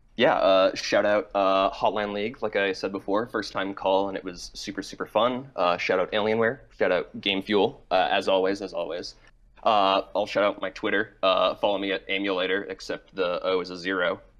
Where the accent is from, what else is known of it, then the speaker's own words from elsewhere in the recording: Massachusetts, United States; now in New York, United States; I'm calling from New York, uh, but I am from Massachusetts